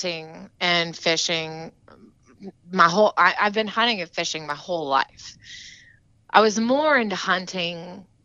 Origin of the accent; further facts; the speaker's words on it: Bandera, Texas, United States; now in Rockport, United States; I'm originally from the Hill Country in Texas, from a tiny little town called Bandera, Texas